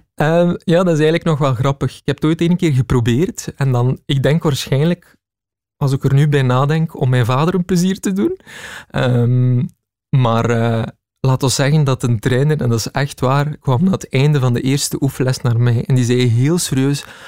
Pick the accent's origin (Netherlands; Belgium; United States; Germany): Belgium; Heule, Flanders; In Heulen, West-Vlaanderen, dat is uh, dicht bij Kortrijk.